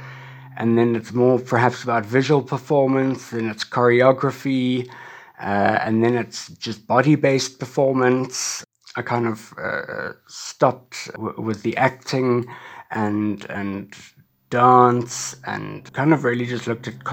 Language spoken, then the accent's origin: English; Cape Town, Western Cape, South Africa; I was born and schooled in Cape Town